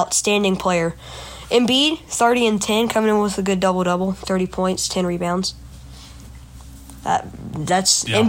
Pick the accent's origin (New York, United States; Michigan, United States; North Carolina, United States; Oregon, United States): North Carolina, United States; We're from North Carolina, so we Hornets people down here.